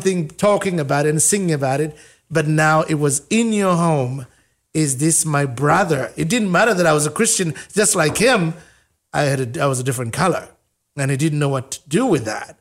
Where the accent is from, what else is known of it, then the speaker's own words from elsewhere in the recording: Uganda; now in United States; I'm from Africa